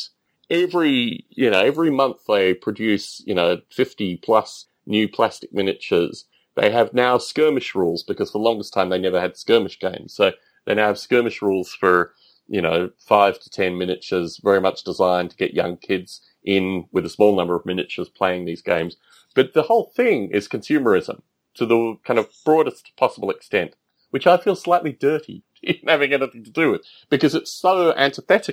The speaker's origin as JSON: {"language": "English", "country": "Australia", "tie": "born or raised there", "also_born_or_lived": "United Kingdom", "moved": "as an adult", "said": "growing up in Australia"}